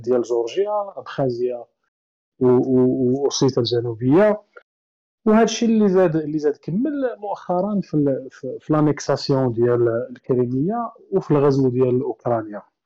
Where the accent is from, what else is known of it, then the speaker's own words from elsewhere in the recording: Morocco; حنا مثلاً كمغاربة